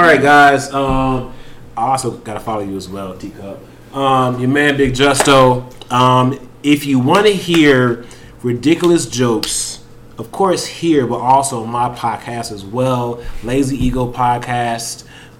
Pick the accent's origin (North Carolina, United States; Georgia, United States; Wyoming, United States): Georgia, United States; Atlanta; I'm Southside.